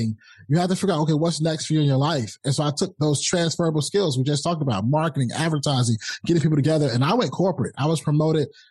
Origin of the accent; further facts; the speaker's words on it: Rocky Mount, North Carolina, United States; I'm a kid from Rocky Mount, North Carolina